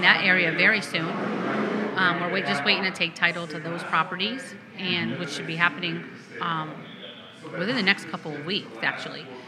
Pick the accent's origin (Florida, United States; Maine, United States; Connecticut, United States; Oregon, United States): Connecticut, United States; moved away; where I grew up in Connecticut